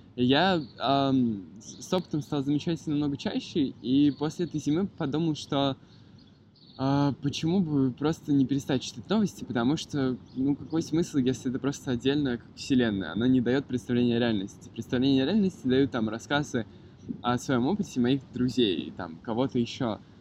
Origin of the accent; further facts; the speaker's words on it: Moscow, Russia; also born or lived in Yalta; Я родился и вырос в Москве